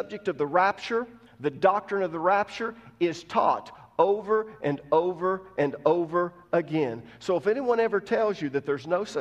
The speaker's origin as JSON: {"language": "English", "country": "United States", "said": "as an American"}